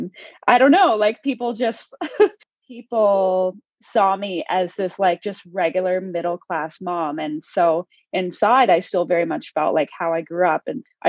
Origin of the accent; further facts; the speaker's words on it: Ontario, Canada; So I was born and raised in Canada. I'm from a province called Ontario.